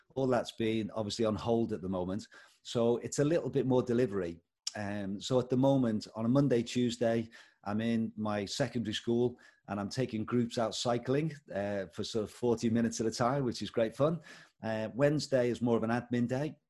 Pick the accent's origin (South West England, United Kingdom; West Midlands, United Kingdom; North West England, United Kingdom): North West England, United Kingdom; Liverpool; moved away as an adult; also born or lived in Bangladesh / India; now in Paisley, United Kingdom; I hail from Liverpool originally. That's where I was born and brought up. But we've lived in Paisley, just next to Glasgow, for the last 19 years.